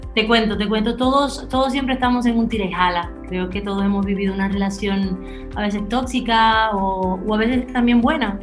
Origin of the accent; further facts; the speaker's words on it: Dominican Republic; accent: Spanish; Yo nací aquí en República Dominicana y la verdad es que me considero muy dominicana